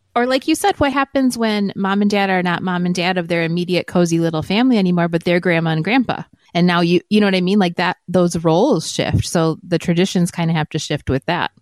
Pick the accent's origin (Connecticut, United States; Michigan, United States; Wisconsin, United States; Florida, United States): Wisconsin, United States; moved away as an adult; now in Arizona, United States; my family is very traditional at Christmas and they're, we're from Wisconsin. I was the bad one that moved away to Arizona